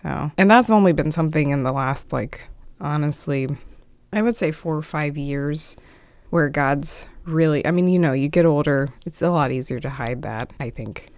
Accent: Dinwiddie, Virginia, United States; also born or lived in Petersburg, Virginia; I was born in Petersburg, Virginia, not too far away from here. It's about forty-five minutes south, but I was born there, raised by, uh, my mom and dad in Dinwiddie

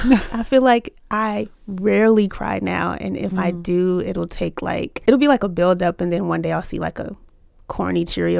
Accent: Chesapeake, Virginia, United States; also born or lived in Richmond; even though I was born in Richmond, I grew up in Chesapeake, Virginia.

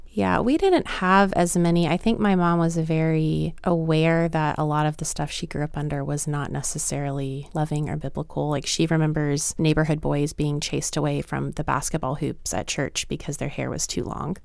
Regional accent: Lynchburg, Virginia, United States; born or raised there; moved away as an adult

